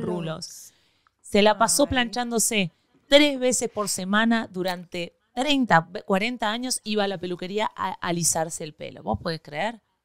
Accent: Argentina; now in Miami, United States

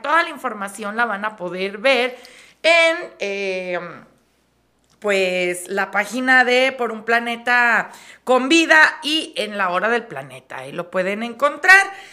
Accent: Mexico

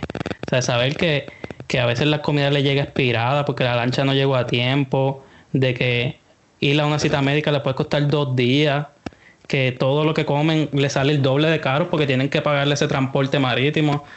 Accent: Puerto Rico; como puertorriqueño

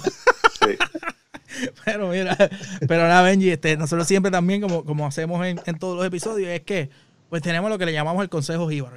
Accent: Puerto Rico; moved away; esas son las cosas que llenan uno como puertorriqueño acá

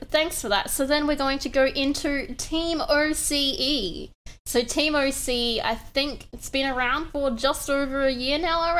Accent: Adelaide, South Australia, Australia; I'm from Adelaide.

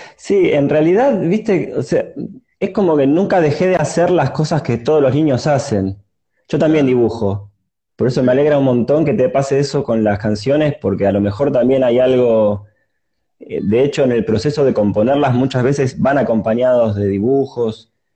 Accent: Buenos Aires, Argentina; also born or lived in Mar del Plata; nací acá en Buenos Aires, pero pasé algunos años de mi primera infancia en Mar del Plata.

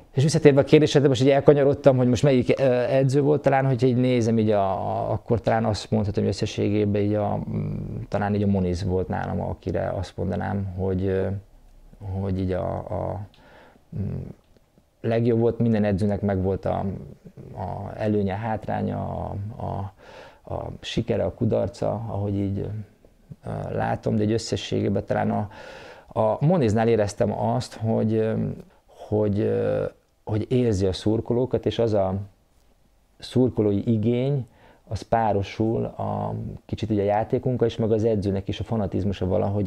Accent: Zalaegerszeg, Zala, Hungary; én ugye Egerszegen születtem, egerszegi srác voltam

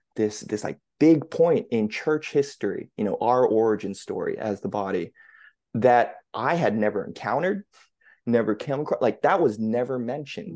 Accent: New England, United States; born and raised in the New England area

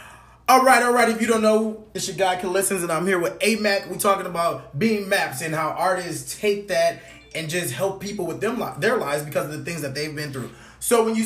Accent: California, United States; now in Virginia, United States; I'm from California

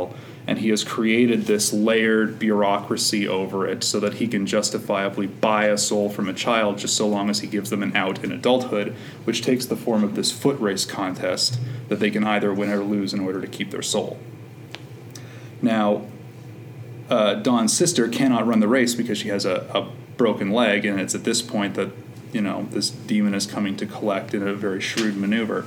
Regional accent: Killarney, Manitoba, Canada; moved away; So I'm from Killarney, Manitoba, which is about 2.5 hours southwest of Winnipeg.

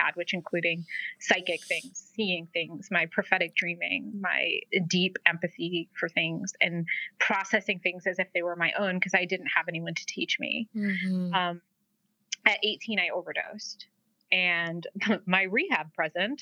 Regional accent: New England, United States; also born or lived in Providence, Rhode Island; growing up in New England

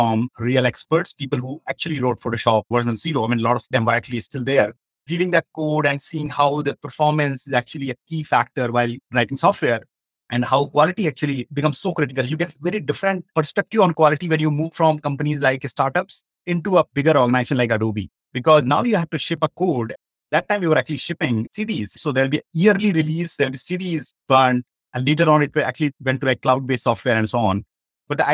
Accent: northern India, India; moved away; I come from India and I was born and brought up in northern part of India

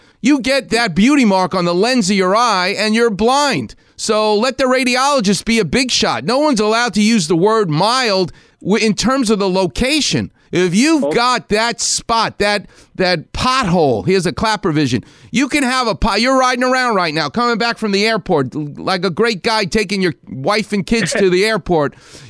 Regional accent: New York, United States; I'm from New York. We know how to hate things.

